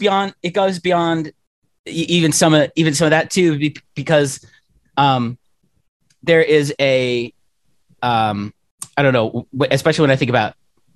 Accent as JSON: {"language": "English", "town": "Pittsburgh", "region": "Pennsylvania", "country": "United States", "tie": "born or raised there", "said": "coming up even in Pittsburgh"}